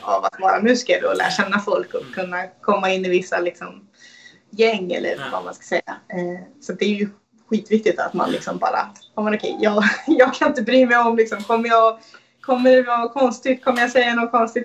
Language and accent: Swedish; Sweden; Både som svensk och, och kvinna